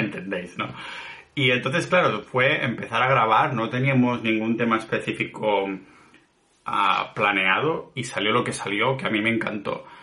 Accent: Catalonia, Spain; soy muy catalán

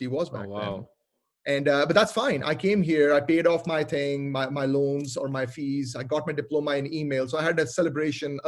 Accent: Lahore, Punjab, Pakistan; moved away as an adult; also born or lived in Montreal, Canada; now in Seattle, United States; I'm originally from Lahore, Pakistan, and I went to study in Montreal in Canada

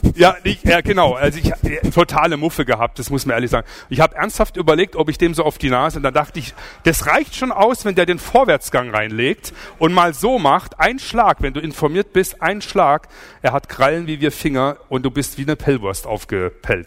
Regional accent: Swabia, Germany; Ich komme aus dem Schwabenland

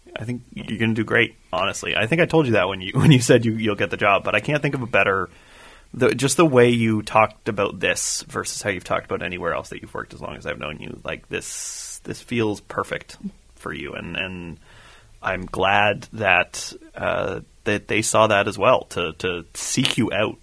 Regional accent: Canada; as a Canadian hockey fan

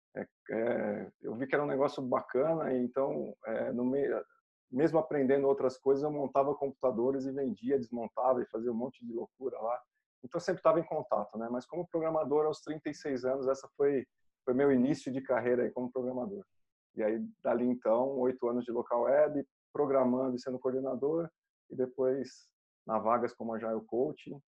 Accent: Brazil; como cidadãos, como brasileiros

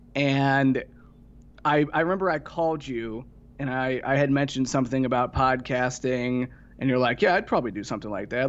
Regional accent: Ohio, United States; moved away; also born or lived in Tennessee; I'm from Ohio originally

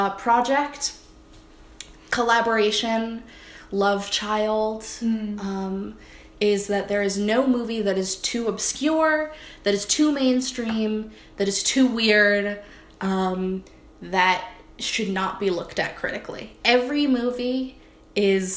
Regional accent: New Jersey, United States; We're two dipshits from Jersey

